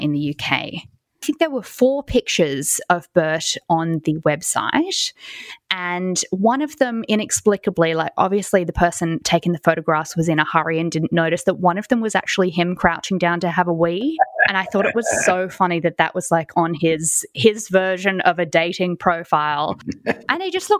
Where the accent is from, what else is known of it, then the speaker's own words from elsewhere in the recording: Sydney, New South Wales, Australia; moved away as an adult; now in London, United Kingdom; I was born and raised and spent the first 27 years of my life in Sydney, Australia